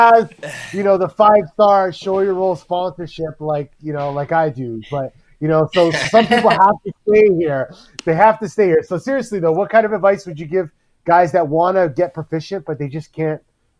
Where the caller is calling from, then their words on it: Ontario, Canada; I'm actually calling from Ontario, Canada.